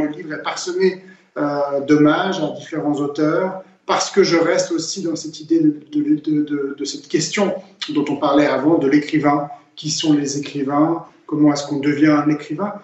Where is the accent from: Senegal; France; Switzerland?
Switzerland; Geneva; Genève, la ville où je suis né et où je vis